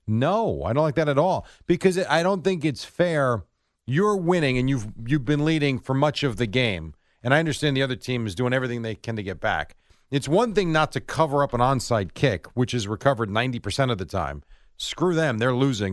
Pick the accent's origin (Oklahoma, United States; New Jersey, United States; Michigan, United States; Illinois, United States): New Jersey, United States; born or raised there; also born or lived in Brooklyn, New York